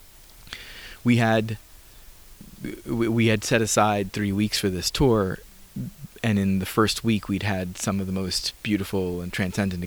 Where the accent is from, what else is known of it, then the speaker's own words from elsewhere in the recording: New York City, New York, United States; I grew up in New York City, and I live half the time in New York City these days